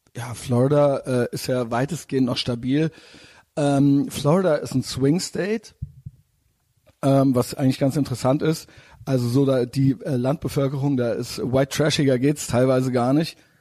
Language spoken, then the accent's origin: German; Germany; als Deutscher